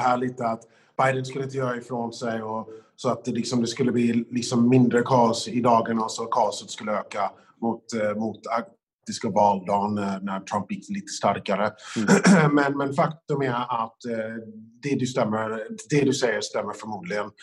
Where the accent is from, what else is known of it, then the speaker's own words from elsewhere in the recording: United States; moved away; som amerikan